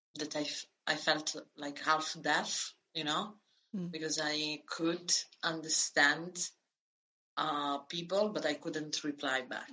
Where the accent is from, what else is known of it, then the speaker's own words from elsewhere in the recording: northern Italy, Italy; moved away as an adult; also born or lived in Florence, Italy; now in Lithuania; born in the south, grew up in uh, in the north